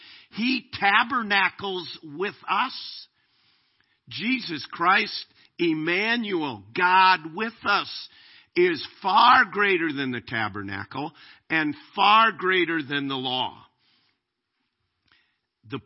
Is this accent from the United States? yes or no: yes; United States; I'm an American. I am glad to be an American